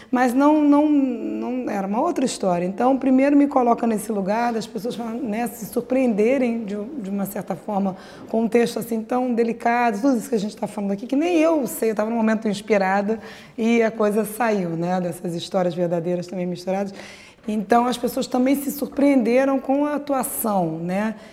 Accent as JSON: {"language": "Portuguese", "region": "Rio de Janeiro", "country": "Brazil", "tie": "born there", "said": "a gente, eu nasci ali no Leblon e tal"}